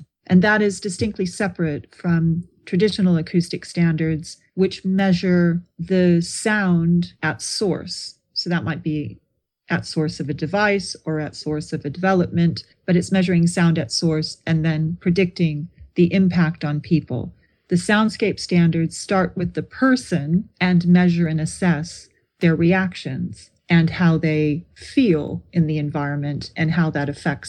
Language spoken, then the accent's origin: English; California, United States; now in Brighton, United Kingdom; No, I'm originally from California. I grew up near San Francisco. So I am used to grey weather by the seaside.